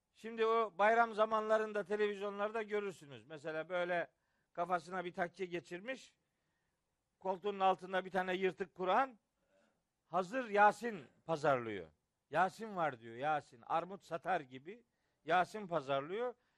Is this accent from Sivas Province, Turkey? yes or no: no; Trabzon, Turkey; also born or lived in Samsun; Trabzonluyum ben.